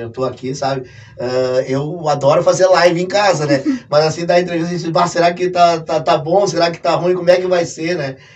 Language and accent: Portuguese; Porto Alegre, Rio Grande do Sul, Brazil; eu quando eu fui pro, pro, pro Gensa, eu vim de Porto Alegre